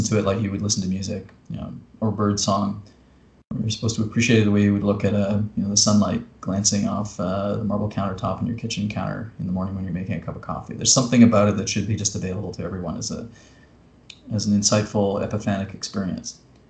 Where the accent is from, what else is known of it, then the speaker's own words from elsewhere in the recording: Canada; me as a Canadian poet